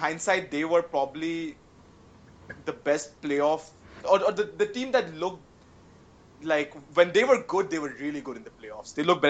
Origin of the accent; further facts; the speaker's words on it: Varanasi, Uttar Pradesh, India; my hometown of Varanasi.